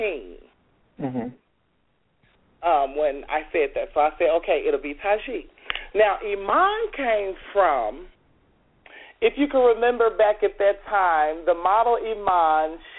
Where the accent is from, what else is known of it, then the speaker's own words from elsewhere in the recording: Chicago, Illinois, United States; now in Atlanta, United States; I'm from Chicago. That's how I actually got my start in Chicago